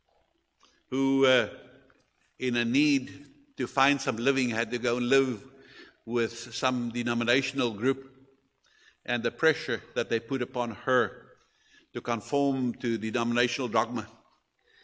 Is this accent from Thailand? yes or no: no; South Africa; obviously we are from South Africa and therefore we are natives from there